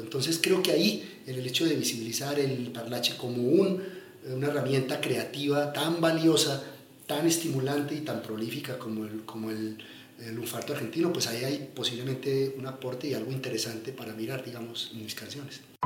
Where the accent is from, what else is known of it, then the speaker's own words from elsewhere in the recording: Medellín, Antioquia, Colombia; also born or lived in Yarumal; Yo crecí en la Medellín de los 80 y de los 90, vengo de un pueblo eh, que es Yarumal